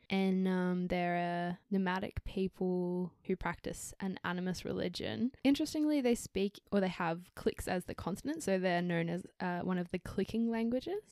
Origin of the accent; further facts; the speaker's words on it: Canberra, Australian Capital Territory, Australia; also born or lived in Canada; I'm also now back in my hometown, and newly employed by the public service here in Canberra